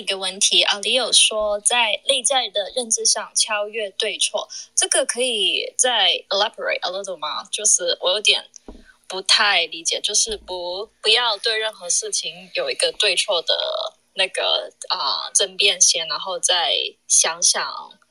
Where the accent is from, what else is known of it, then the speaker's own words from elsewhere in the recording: New York, United States; 我是来自纽约的。